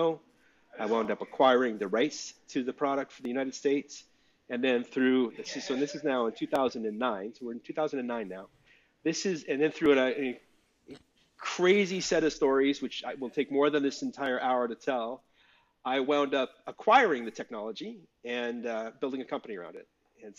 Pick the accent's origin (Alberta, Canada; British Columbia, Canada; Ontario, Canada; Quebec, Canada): Alberta, Canada; Calgary; also born or lived in Vancouver; now in Brooklyn, United States; So I'm Canadian. I live in Brooklyn, but I'm from Calgary originally. And I was living in Vancouver in the early 2000s